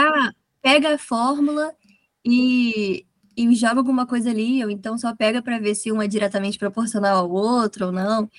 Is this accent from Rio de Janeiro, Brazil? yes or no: yes; Rio de Janeiro, Brazil; Eu sou do Rio de Janeiro, mas eu não moro na capital, eu moro na região serrana